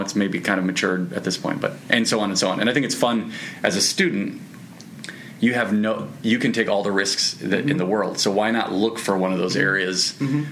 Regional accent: Midwest, United States; I'm from the Midwest

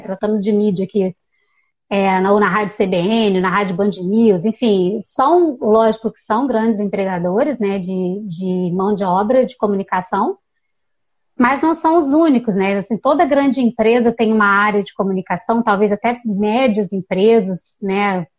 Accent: Volta Redonda, Rio de Janeiro, Brazil; also born or lived in Viçosa, Minas Gerais; Eu sou de Volta Redonda, no sul do estado do Rio

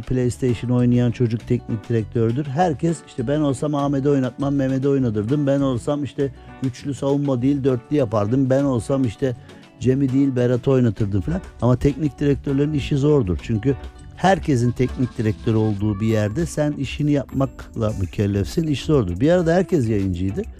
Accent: Erzincan, Turkey; ben Erzincanlıyım

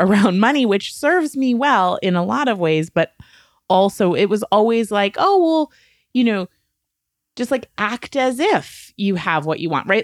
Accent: New England, United States; I was raised in New England. I am, like, a small town, puritanical work ethic kind of girl.

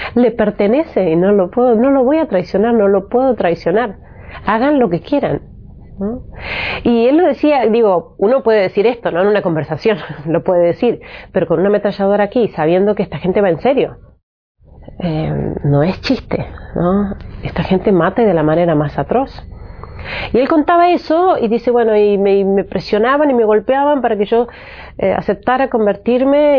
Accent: Argentina; moved away as an adult; also born or lived in Bethlehem / Egypt / Aleppo, Syria; soy argentina

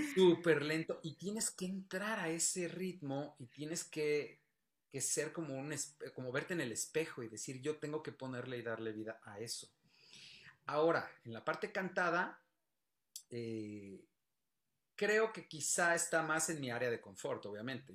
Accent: Mexico; en nuestro país

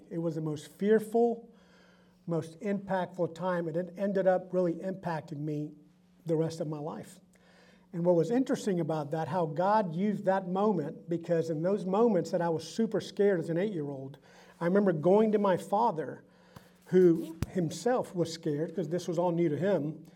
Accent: Augusta, Georgia, United States; first language Spanish; English is a second language; also born or lived in San Juan, Puerto Rico; I was born in San Juan, Puerto Rico. Notice the accent. And my parents lived in Puerto Rico until my dad got transferred to move to Augusta, Georgia when I was eight years old. And we moved there not knowing how to speak English

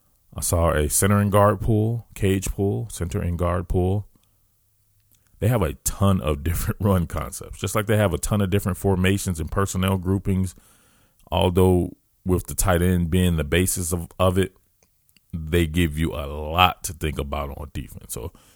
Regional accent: the South, United States; I'm from the South, man

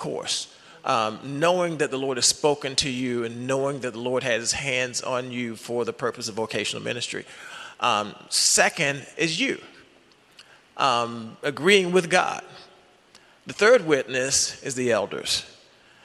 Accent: Baltimore, Maryland, United States; moved away as an adult; also born or lived in Los Angeles; I'm from Baltimore, met my wife at University of Maryland.

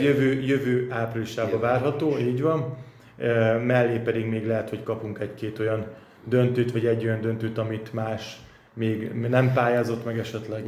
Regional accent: Hungary; mint magyar, mint minden magyar

